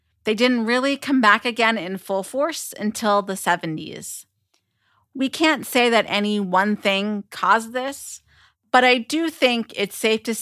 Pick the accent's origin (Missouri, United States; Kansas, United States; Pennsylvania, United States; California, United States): Pennsylvania, United States; my home state of Pennsylvania